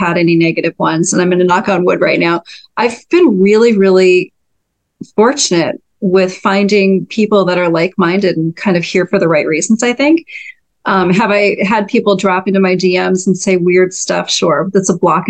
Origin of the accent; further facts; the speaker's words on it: North Dakota, United States; moved away; I'm from North Dakota originally, and grew up in a very kind of Scandinavian farming community